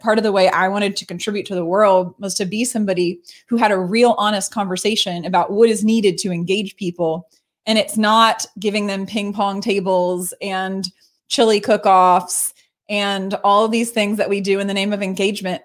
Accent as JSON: {"language": "English", "town": "Baltimore", "region": "Maryland", "country": "United States", "tie": "born or raised there", "said": "born and raised in Baltimore"}